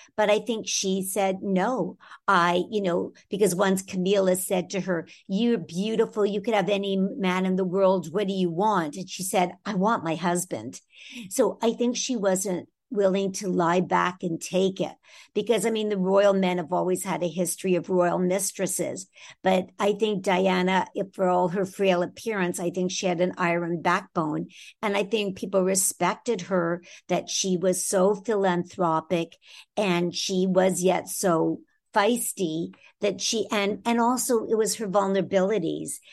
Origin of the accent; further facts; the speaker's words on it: Toronto, Ontario, Canada; I'm originally from Toronto in Canada